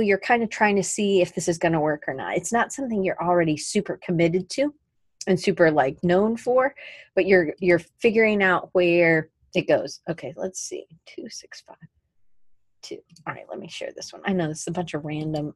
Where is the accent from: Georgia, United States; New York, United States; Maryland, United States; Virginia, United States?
Georgia, United States; Atlanta; moved away; also born or lived in Colorado; growing up in Atlanta